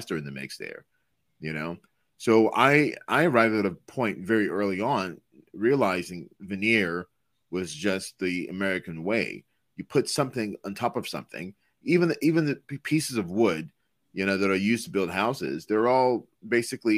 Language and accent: English; Lagos, Nigeria; now in United States; a kid growing up in Detroit, Michigan, I'm sorry, in Lagos, Nigeria